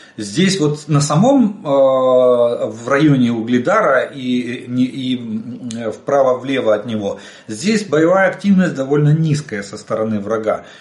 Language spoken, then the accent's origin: Russian; Ukraine; мы из Украины.